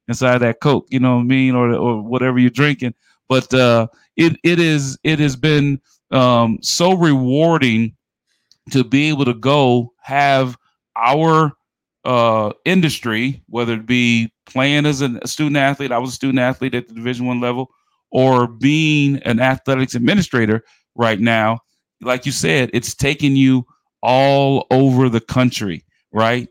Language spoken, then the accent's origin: English; New York City, New York, United States; moved away; also born or lived in St. Louis, Missouri; I'm from New York City. I grew up in the Bronx